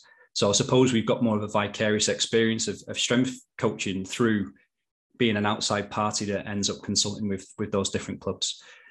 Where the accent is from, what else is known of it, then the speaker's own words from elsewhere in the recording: Manchester, North West England, United Kingdom; I am from Manchester, which is in the northwest of England. And Salford University is literally 6 miles from where I grew up.